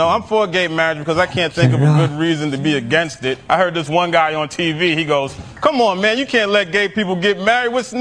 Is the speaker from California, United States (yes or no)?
no; New York, United States; I'm from New York. I'm from Lower East Side, Manhattan, which is a gentrified neighborhood